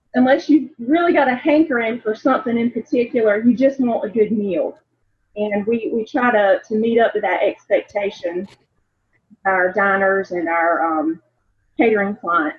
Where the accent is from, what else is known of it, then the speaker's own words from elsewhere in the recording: the South, United States; growing up in the South